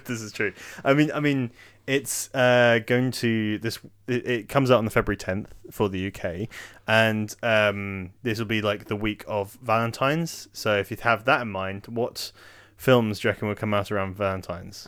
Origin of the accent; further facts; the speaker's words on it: Oxford, South East England, United Kingdom; I spent most of my life l, growing up in Oxford